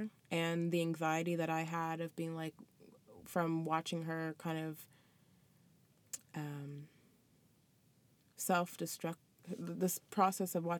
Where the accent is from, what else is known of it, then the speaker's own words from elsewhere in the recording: Middle Musquodoboit, Nova Scotia, Canada; also born or lived in Toronto / Ghana / Truro; I grew up in Mill Muscadabit.